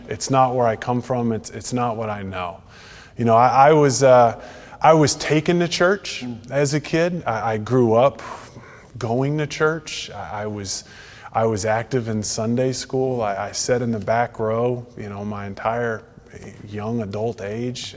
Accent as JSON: {"language": "English", "region": "Texas", "country": "United States", "tie": "born or raised there", "moved": "as an adult", "lives_now": "Franklin, United States", "said": "I, I, was born in Texas, lived in Texas, raised in Texas"}